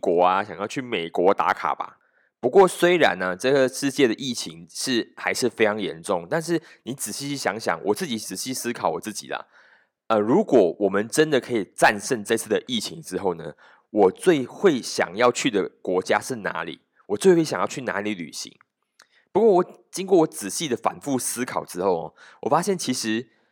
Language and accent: Chinese; Malaysia; 我们马来西亚人